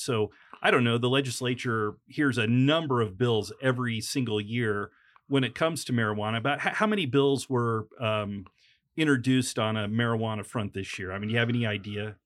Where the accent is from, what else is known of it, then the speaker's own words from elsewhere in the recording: Illinois, United States; when I grew up in Illinois